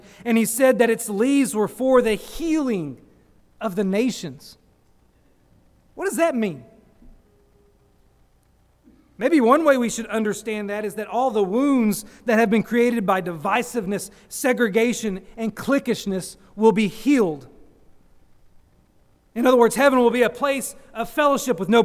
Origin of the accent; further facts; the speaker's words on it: United States; I'm an American